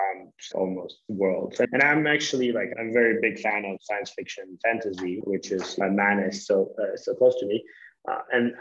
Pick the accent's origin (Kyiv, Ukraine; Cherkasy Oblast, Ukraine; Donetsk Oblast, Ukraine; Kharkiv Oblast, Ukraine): Kharkiv Oblast, Ukraine; Kharkiv; I'm from Ukraine, from the city Kharkiv